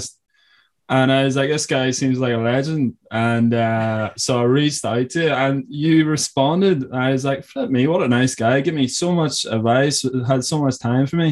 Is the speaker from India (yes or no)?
no; Ireland; also born or lived in California; I'm still living on parents here. Like, back in Ireland, because I came back from California